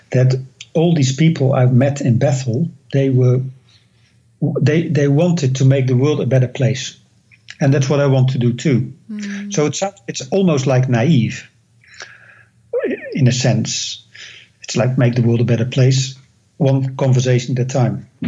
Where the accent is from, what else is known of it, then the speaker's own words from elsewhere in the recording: Netherlands; English is a second language; now in United States; I came all the way from the Netherlands to the United States